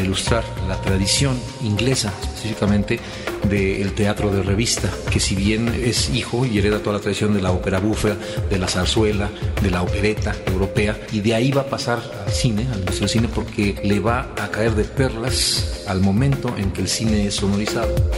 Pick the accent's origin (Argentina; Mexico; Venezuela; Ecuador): Mexico; Mexico City; como chilango, como un defeño más de esta ciudad donde he vivido toda mi vida